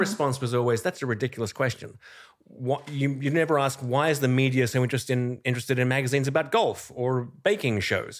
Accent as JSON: {"language": "English", "country": "Australia", "moved": "as an adult", "lives_now": "New York, United States", "said": "I'm originally Australian. I came to New York in ninety-eight"}